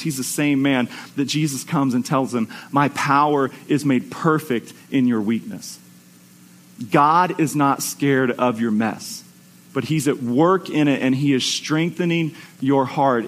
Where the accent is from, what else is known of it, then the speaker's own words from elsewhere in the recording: United States; as American Christians